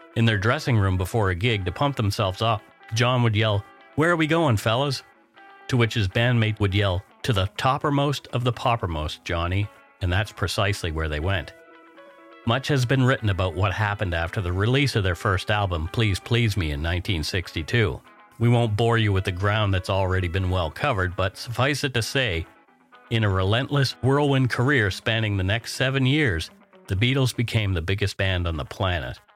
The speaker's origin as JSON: {"language": "English", "country": "Canada", "said": "We are ordinary Canadian schmucks"}